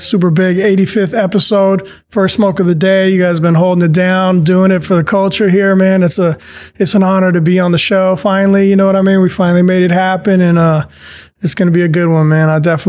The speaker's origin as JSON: {"language": "English", "region": "southern Spain", "country": "Spain", "tie": "born there", "said": "I was actually born in Spain, in southern Spain, and my parents lived over there"}